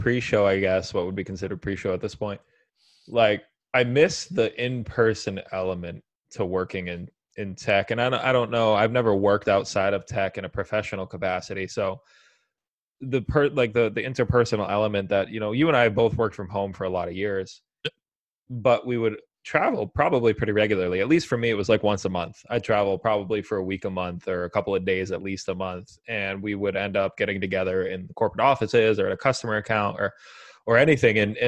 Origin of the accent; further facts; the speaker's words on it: United States; I growing up in America in the 90s and early 2000s